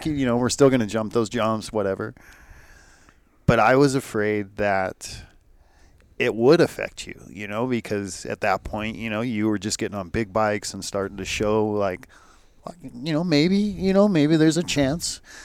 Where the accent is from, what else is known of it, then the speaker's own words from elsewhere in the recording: Escondido, California, United States; I'm from Escondido